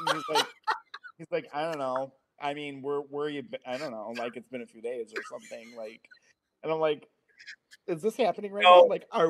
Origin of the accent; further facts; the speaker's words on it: Chicago, Illinois, United States; Because I'm from Chicago.